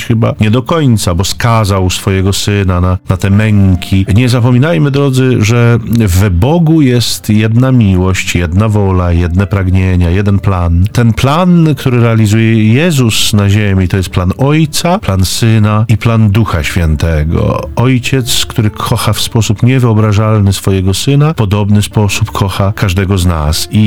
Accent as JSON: {"language": "Polish", "town": "Zduńska Wola", "region": "Łódź Voivodeship", "country": "Poland", "said": "Ja jestem z Duńskiej Woli. E, to jest miejsce urodzenia świętego Maksymiliana."}